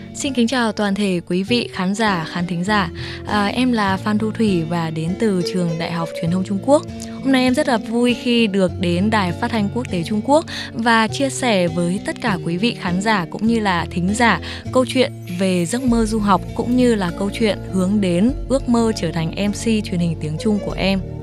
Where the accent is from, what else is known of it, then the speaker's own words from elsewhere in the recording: Vietnam; moved away as an adult; now in China; em là người Việt Nam